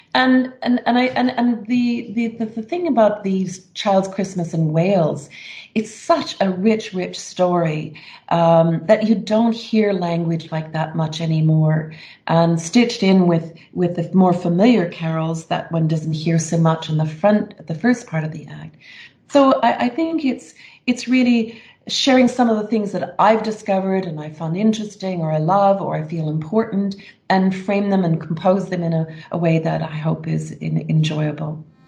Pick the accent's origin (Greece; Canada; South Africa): Canada; Morden, Manitoba; my childhood growing up in Morden, Manitoba, in a rural community